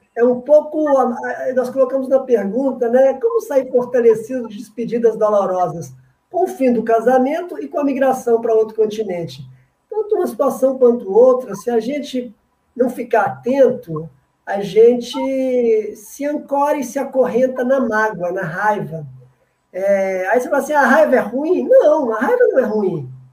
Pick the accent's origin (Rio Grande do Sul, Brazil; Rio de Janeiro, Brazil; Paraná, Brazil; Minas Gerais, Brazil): Minas Gerais, Brazil; Eu sou de Minas